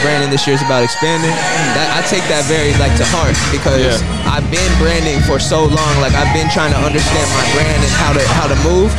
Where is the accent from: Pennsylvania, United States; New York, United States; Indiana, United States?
Pennsylvania, United States; Lancaster; also born or lived in Miami; I come from Lancaster, Pennsylvania